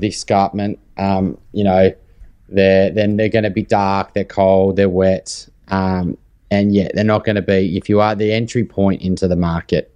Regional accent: Lambton, New South Wales, Australia; I grew up in New, in Lambton, so literally next door

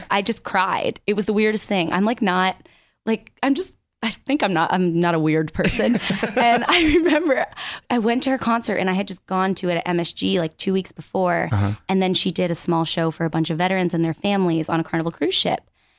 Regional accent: Connecticut, United States; moved away as an adult; now in Los Angeles, United States; I grew up in Connecticut.

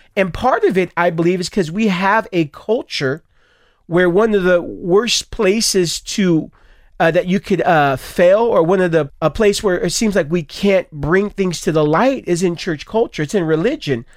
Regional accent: Stockton, California, United States; I grew up in Stockton, Stockton, California, both of us

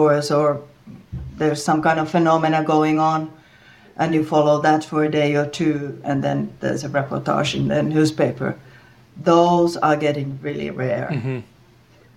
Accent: Rovaniemi, Lapland, Finland; I'm from Finland, and I live in the northern part of the country. My home is right at the Arctic Circle.

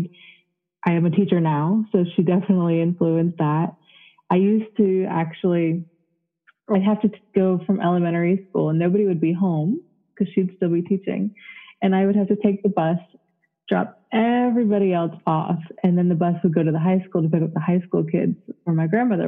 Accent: Florida, United States; also born or lived in Connecticut / North Carolina; we moved in with my grandmother in Florida, and I spent most of my childhood in Florida.

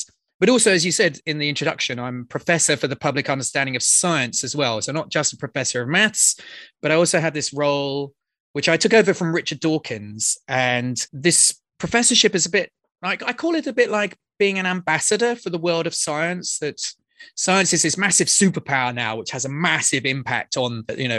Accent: near Oxford, South East England, United Kingdom; I grew up just outside London, actually quite near Oxford

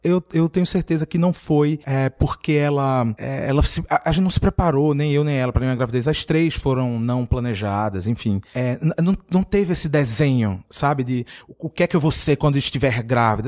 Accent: Recife, Pernambuco, Brazil; moved away; Eu vim de uma cidade muito machista, eu sou do Recife, provavelmente é a cidade mais machista do Brasil

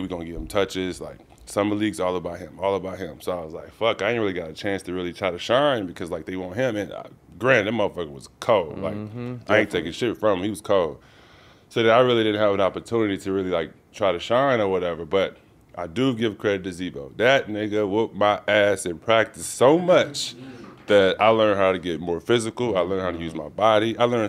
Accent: Dallas, Texas, United States; Like my first game was against Dallas, which was kind of cool for me because I'm from Dallas and I played good and shit.

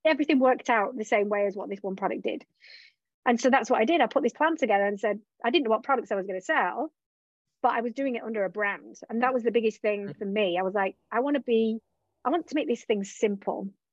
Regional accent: England, United Kingdom; moved away; also born or lived in Australia; I was originally from England, lived in Australia

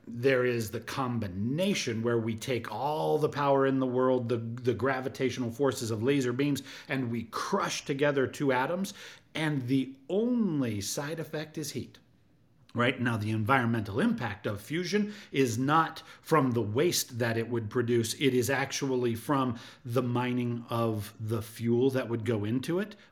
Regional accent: Utah, United States; I grew up in Utah as a child

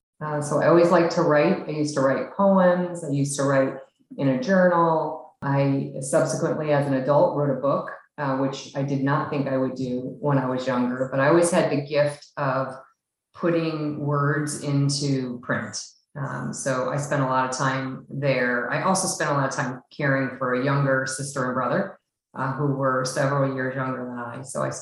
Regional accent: Chicago, Illinois, United States; So I was born in the Midwest in Illinois near Chicago. I was born to teenage parents. That didn't stay married very long. And I had quite a difficult childhood with a lot of moves across the Illinois, Chicagoland area

